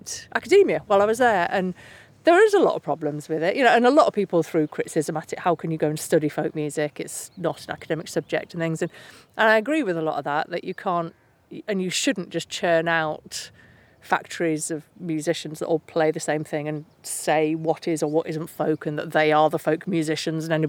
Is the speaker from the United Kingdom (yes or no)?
yes; Keighley, Yorkshire and the Humber, United Kingdom; I'm from Keighley, West Yorkshire